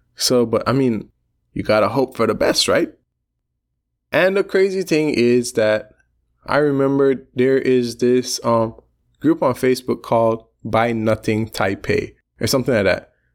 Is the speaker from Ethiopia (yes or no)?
no; Belize; I come from Belize